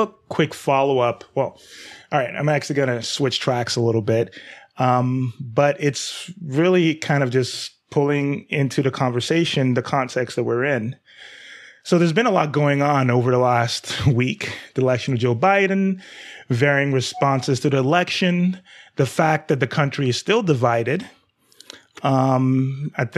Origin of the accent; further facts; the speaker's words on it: Nigeria; I'm black male, but I'm also Nigerian, so I'm not African-American.